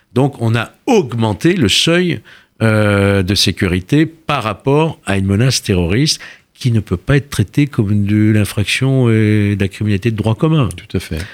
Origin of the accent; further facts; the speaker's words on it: Lyon, Auvergne-Rhône-Alpes, France; je viens de Lyon